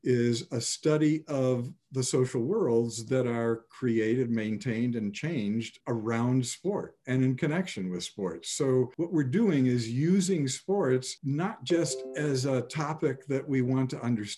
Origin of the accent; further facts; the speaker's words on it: Chicago, Illinois, United States; moved away as an adult; growing up in Chicago